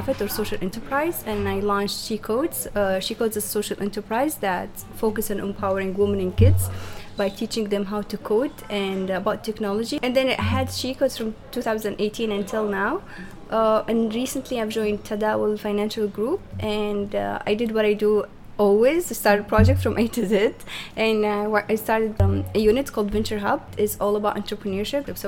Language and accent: English; Benghazi, Libya; now in Tripoli, Libya; I'm originally from Benghazi